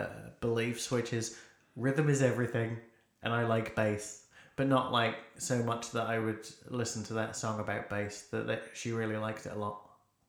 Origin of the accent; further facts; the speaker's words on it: Lowestoft, East of England, United Kingdom; I remember growing up in Lowestoft